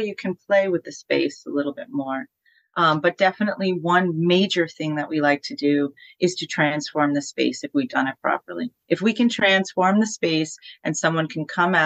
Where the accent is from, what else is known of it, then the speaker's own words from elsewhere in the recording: Poughkeepsie, New York, United States; we played The Chance in my hometown in Poughkeepsie